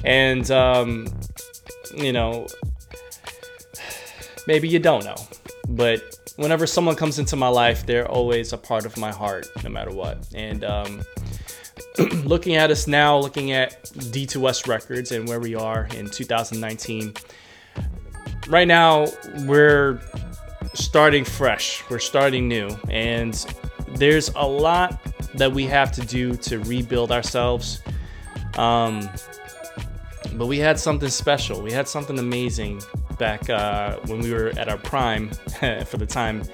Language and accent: English; New York, United States; moved away; I came from New York